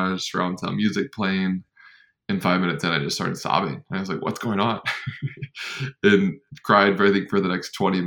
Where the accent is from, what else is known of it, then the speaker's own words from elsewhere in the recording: North Carolina, United States; growing up in North Carolina